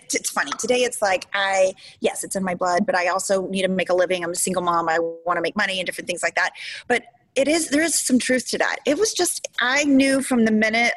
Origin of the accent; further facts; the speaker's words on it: Houston, Texas, United States; also born or lived in Memphis, Tennessee; I was born in Tennessee. I was really young, like 5 or 6 when we moved to Houston